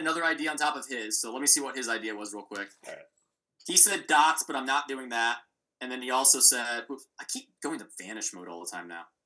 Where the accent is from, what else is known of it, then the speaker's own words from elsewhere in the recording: United States; as an American